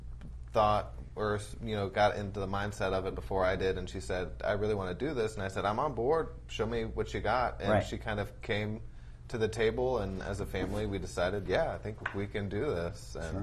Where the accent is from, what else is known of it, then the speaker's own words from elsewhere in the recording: North Carolina, United States; moved away as an adult; now in Atlanta, United States; where we're from North Carolina